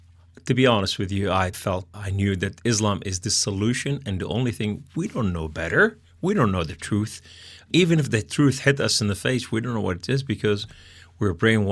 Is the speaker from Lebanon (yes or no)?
yes; Beirut, Beirut Governorate, Lebanon; Yeah, we came from Lebanon, from Beirut.